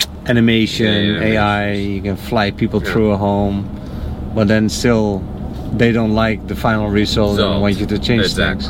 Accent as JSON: {"language": "English", "country": "Netherlands", "second_language": "English", "moved": "yes", "said": "I'm from the Netherlands."}